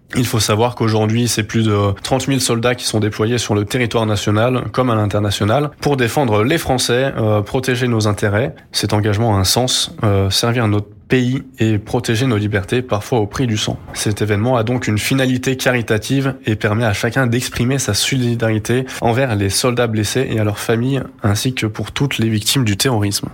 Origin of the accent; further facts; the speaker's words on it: Haute-Savoie, Auvergne-Rhône-Alpes, France; moved away as an adult; also born or lived in Besançon; now in Lyon, France; je suis originaire de Haute-Savoie